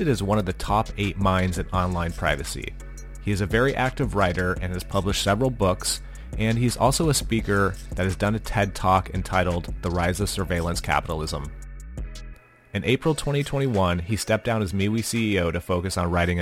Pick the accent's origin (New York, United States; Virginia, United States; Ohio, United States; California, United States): California, United States; Santa Cruz; the university in my hometown of Santa Cruz